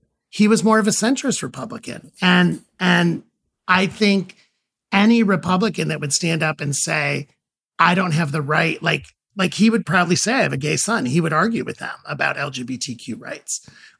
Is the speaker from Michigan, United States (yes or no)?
no; Ohio, United States; I grew up in a very union household in, you know, but I grew up in Ohio.